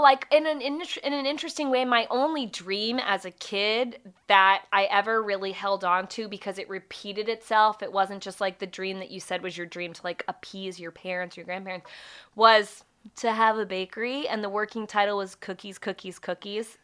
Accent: Springfield, Virginia, United States; I grew up in Springfield

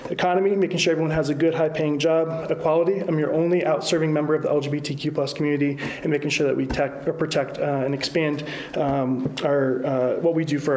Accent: Northeast Ohio, United States; moved away as an adult; also born or lived in Indiana; now in Indianapolis, United States; I grew up in Northeast Ohio and went to the school at the University of Akron, where I studied political science and criminal justice. And my first job out of college was right here in Indiana

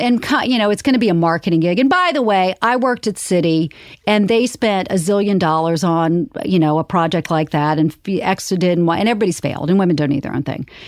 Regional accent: Charleston, South Carolina, United States; I grew up in Charleston, South Carolina

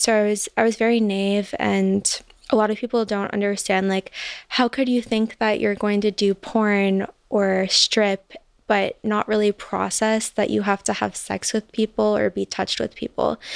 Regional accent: Chicago, Illinois, United States; moved away; I'm from Chicago originally

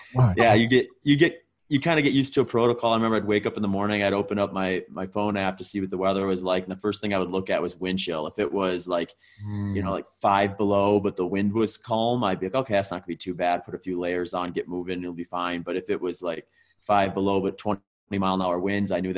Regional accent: Wisconsin, United States; also born or lived in Minnesota; I grew up mostly in Wisconsin. I was actually born in Minnesota, but my family moved

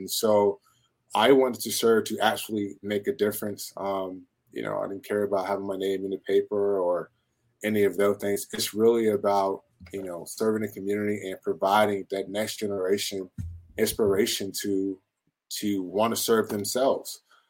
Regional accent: Virginia Beach, Virginia, United States; born or raised there

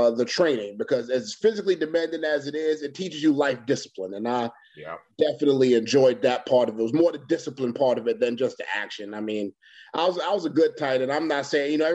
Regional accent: New York City, New York, United States; now in Florida, United States; Originally from Queens, New York

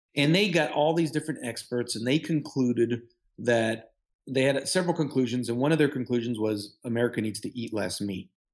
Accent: Houston, Texas, United States; also born or lived in Michigan; I'm from Houston, I did my training in Michigan.

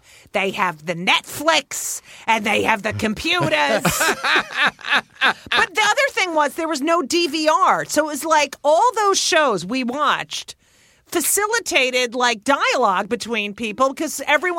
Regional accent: New Jersey, United States; for a Jew growing up in New Jersey

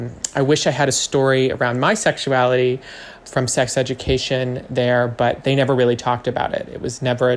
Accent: Fox Chapel, Pennsylvania, United States; I grew up in Fox Chapel and graduated around 2016.

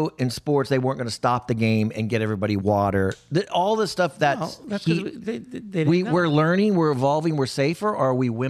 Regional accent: Texas, United States; moved away; Because I grew up in Texas.

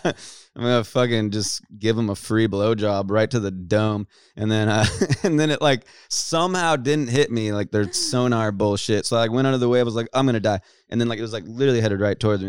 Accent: California, United States; born and raised in Cali

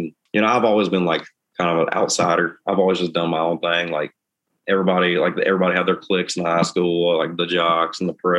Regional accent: southern Indiana, United States; moved away as an adult; also born or lived in Newburgh, Indiana / Kentucky; now in Nashville, United States; mom is from Madisonville, Kentucky, and my dad is from a town called Newburgh in Indiana. So it's right outside of Evansville right there. So I grew up in the river bottoms in southern Indiana mainly, but pretty much my whole family lives in Kentucky.

